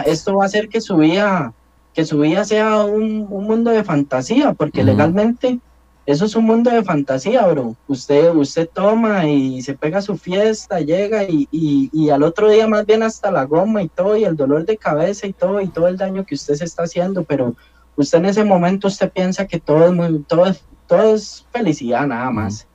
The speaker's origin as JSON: {"language": "Spanish", "area": "La León XIII", "region": "San José", "country": "Costa Rica", "tie": "born or raised there", "said": "crecí en un barrio marginal, muchos lo conocen, yo crecí en la León 13"}